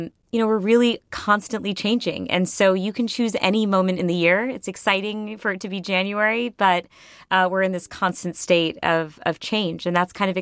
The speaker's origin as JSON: {"language": "English", "region": "Connecticut", "country": "United States", "tie": "born or raised there", "said": "in my hometown in Connecticut"}